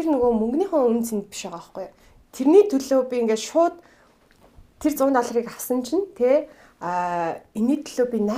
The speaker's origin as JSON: {"language": "Mongolian", "country": "Mongolia", "moved": "as an adult", "said": "би Монголоос ирсэн гэсэн"}